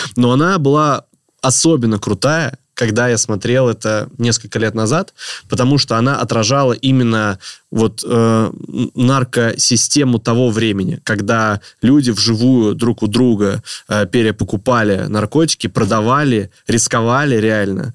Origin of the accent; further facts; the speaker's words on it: Stary Oskol, Belgorod Oblast, Russia; в Старом Осколе, откуда я родом